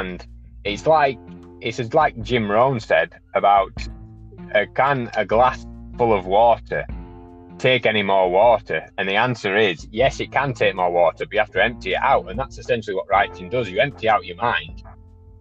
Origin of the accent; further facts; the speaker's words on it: Wakefield, Yorkshire and the Humber, United Kingdom; I am from Wakefield in the United Kingdom